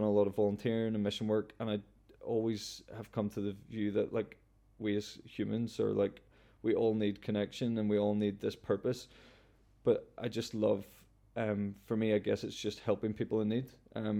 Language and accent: English; Cullybackey, Northern Ireland, United Kingdom; I know I'm from Cullybaggy, which is a little village, but a big part of my life has always been traveling.